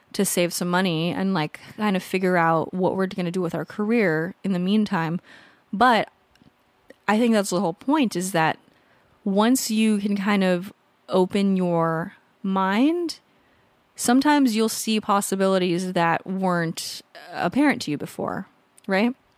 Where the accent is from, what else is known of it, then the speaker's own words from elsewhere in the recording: California, United States; moved away as an adult; also born or lived in Colorado; now in San Diego, United States; I grew up in California, lived in California until I went, I moved to Colorado a few years ago